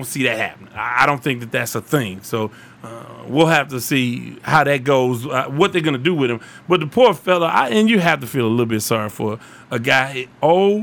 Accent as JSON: {"language": "English", "town": "Houston", "region": "Texas", "country": "United States", "tie": "born or raised there", "said": "I'm from South Park, Texas."}